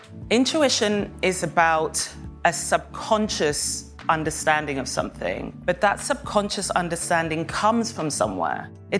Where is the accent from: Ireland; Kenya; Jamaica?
Kenya; born there; also born or lived in Saint Kitts and Nevis; I was born in Kenya, in a very rural, specific part of Kenya, to a mother who wasn't Kenyan and everyone else was.